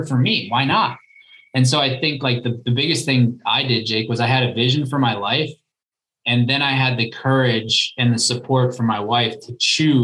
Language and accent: English; small town just north of Milwaukee, Wisconsin, United States; now in Austin, Texas, United States; I was born and raised in Wisconsin, small town, just north of Milwaukee